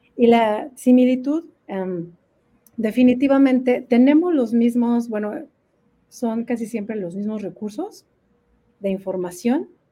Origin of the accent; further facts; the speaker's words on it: Mexico; moved away as an adult; now in Duluth, United States; en México, pues al menos de donde yo soy